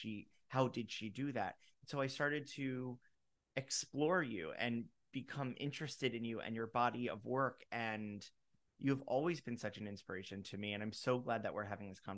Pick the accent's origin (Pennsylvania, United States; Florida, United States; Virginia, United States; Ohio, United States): Florida, United States; I grew up in Florida